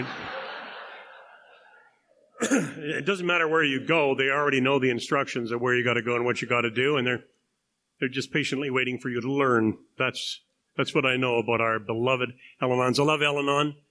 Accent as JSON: {"language": "English", "country": "Canada", "said": "I'm a Canadian"}